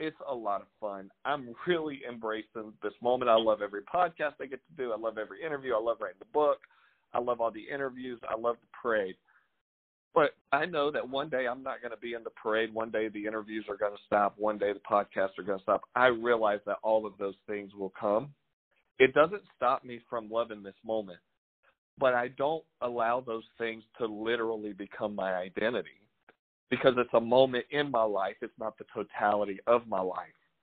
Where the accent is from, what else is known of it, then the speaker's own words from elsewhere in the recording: Louisiana, United States; moved away; I'm from Louisiana, but I'm a local